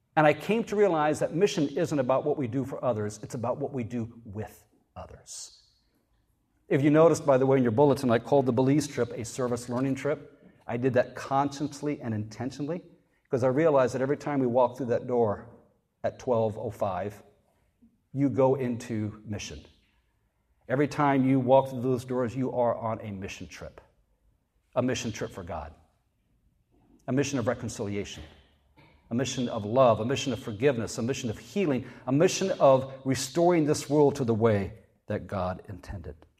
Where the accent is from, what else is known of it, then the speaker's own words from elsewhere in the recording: North Carolina, United States; I said North Carolina.